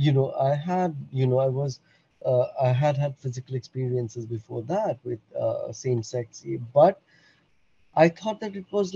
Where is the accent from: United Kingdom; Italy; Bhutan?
Bhutan; moved away; I'm born and brought up in Bhutan